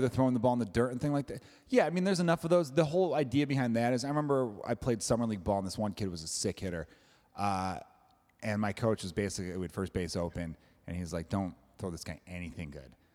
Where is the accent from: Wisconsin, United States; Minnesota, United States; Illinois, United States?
Illinois, United States; Chicago; I'm from Chicago